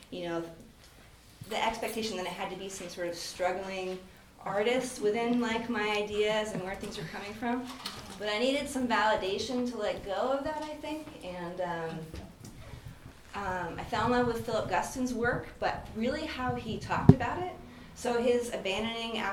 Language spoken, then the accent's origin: English; Fairbanks, Alaska, United States; I'm from Fairbanks